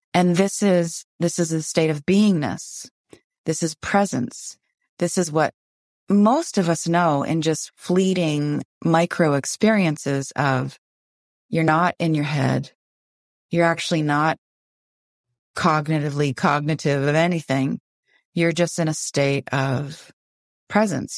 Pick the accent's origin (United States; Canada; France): Canada; Windsor, Ontario; now in Vancouver, Canada; I grew up in Windsor, Ontario, and it was just a ten-minute ride across the Ambassador Bridge to Detroit, Michigan